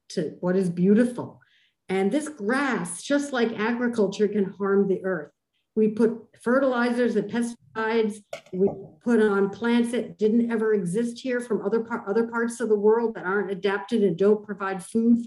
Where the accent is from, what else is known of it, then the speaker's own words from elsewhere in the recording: Cambridge, Massachusetts, United States; growing up in Cambridge, Massachusetts